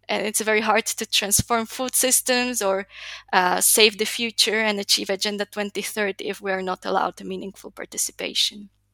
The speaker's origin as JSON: {"language": "English", "country": "Slovakia", "tie": "born or raised there", "moved": "as an adult", "lives_now": "Chile", "said": "I was born and raised in Slovakia"}